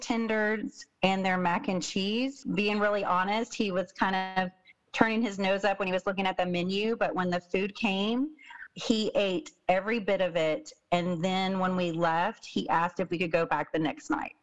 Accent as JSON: {"language": "English", "region": "Texas", "country": "United States", "said": "I'm from Texas as well"}